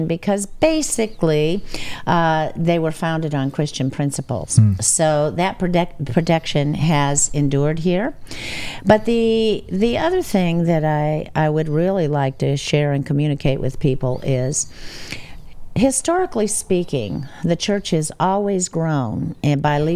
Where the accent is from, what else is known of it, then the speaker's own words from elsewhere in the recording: United States; I'm American